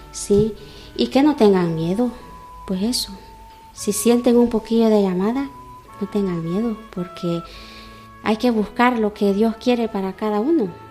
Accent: El Salvador; moved away as an adult; now in Cuenca, Spain; soy salvadoreña

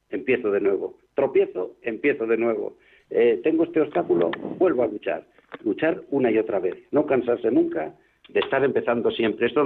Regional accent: Burgos, Castile and León, Spain; now in Madrid, Spain; yo soy de Burgos, entré en Burgos, estuve en Logroño, vine aquí más tarde

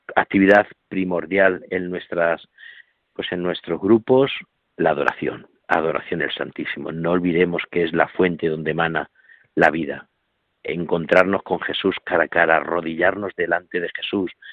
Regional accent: Corral de Almaguer, Castilla-La Mancha, Spain; now in Alcuéscar, Spain; allí en Corral de Almaguer, en mi pueblo

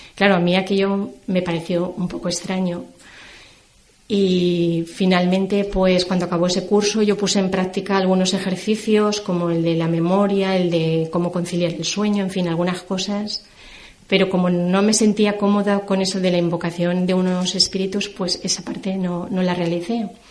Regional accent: Valencia, Valencian Community, Spain; also born or lived in Terrassa, Catalonia; yo nací en Tarrasa y a la edad de cinco años mi familia se trasladó a vivir a Valencia, que es donde actualmente resido.

